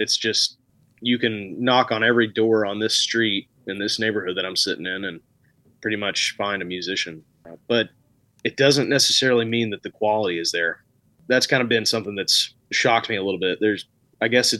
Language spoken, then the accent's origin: English; Arkansas, United States; my home state